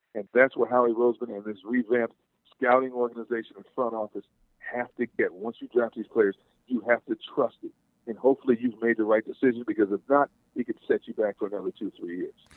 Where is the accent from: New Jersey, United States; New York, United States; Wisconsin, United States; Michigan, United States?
Wisconsin, United States